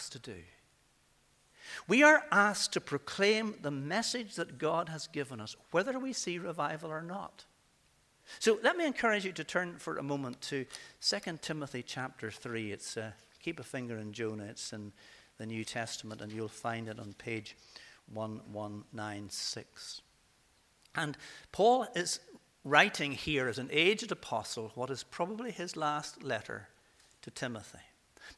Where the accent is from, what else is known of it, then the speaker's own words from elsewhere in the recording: Coleraine, Northern Ireland, United Kingdom; my hometown of Coleraine